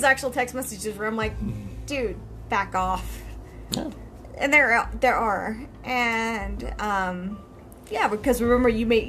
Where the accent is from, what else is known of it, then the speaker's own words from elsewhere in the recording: Texas, United States; We grew up in a very, very tiny town of Texas.